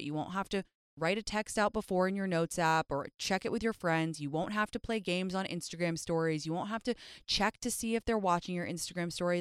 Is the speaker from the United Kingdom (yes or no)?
yes; London, United Kingdom; now in Los Angeles, United States; me and my best friend Jyoti, when we were younger and we were growing up in London